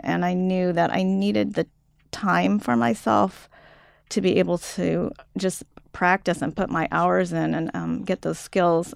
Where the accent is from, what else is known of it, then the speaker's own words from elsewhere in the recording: United States; also born or lived in Japan; I'm from the U, United States